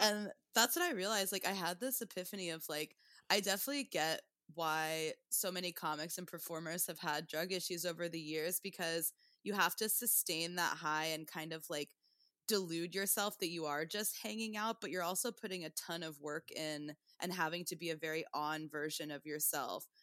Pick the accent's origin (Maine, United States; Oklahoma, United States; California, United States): Oklahoma, United States; Tulsa; also born or lived in Portland, Oregon; now in New York, United States; I'm from Tulsa, Oklahoma, and then I started comedy in Portland, and then I've been in New York for, like, uh, since two thousand thirteen.